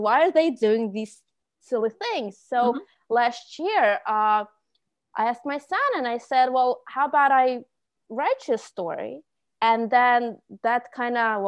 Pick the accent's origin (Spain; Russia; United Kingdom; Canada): Russia; Moscow; English is a second language; moved away as an adult; now in United States; I was born in Soviet Union, Russia. And at that time, we did not have the wonderful access to all the technology and internet. So our pastime was being outside, but being in Moscow